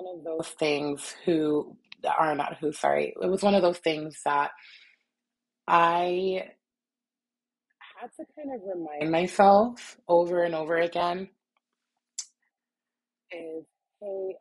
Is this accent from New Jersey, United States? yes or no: yes; New Jersey, United States; moved away; also born or lived in New York City, New York / Utah; to come from an area like New York City, born and raised, born and then partially raised, and then I was raised mostly in Jersey